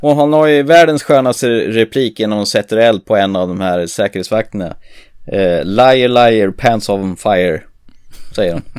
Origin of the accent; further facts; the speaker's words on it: Närke, Örebro County, Sweden; jag kommer från Närke